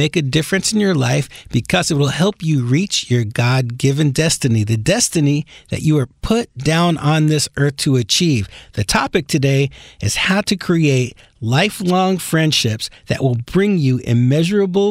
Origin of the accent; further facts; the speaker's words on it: New York, United States; moved away; we grew up in New York together